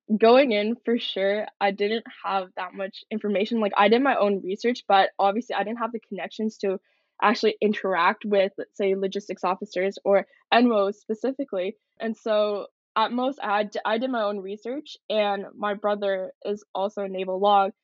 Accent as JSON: {"language": "English", "town": "Coquitlam", "region": "British Columbia", "country": "Canada", "tie": "born or raised there", "also_born_or_lived": "Seongnam, Gyeonggi-do, South Korea", "said": "moved to Canada, Coquitlam, BC, when I was a year old."}